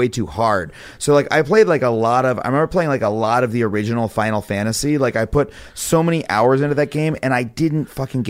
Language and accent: English; Long Island, New York, United States; I grew up on Long Island.